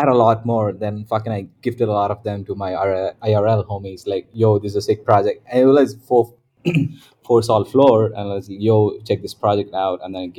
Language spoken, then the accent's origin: English; Riyadh, Riyadh Province, Saudi Arabia; also born or lived in Dubai; now in Southeast Asia; Okay, so I am from Riyadh. I am an Indian by ethnicity, but I didn't grow up in India. So I grew up in Riyadh and then, you know, Dubai.